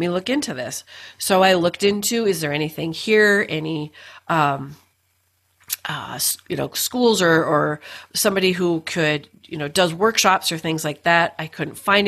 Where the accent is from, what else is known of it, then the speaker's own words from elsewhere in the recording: Duluth, Minnesota, United States; we were both born and raised in Duluth, Minnesota.